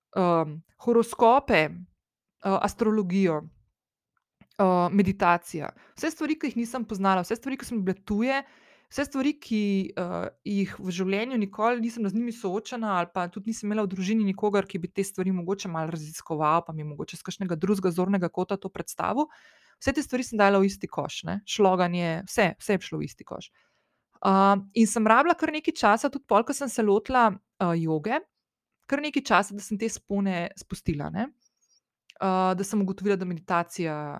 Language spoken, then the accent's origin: Slovenian; Slovenia; also born or lived in London; ko sem šla iz Slovenije